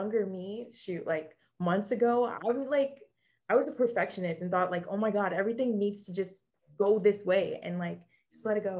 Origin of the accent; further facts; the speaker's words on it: New York, United States; moved away as an adult; since I grew up in New York, you know, all those years, spent all that time in New York, went to college in New York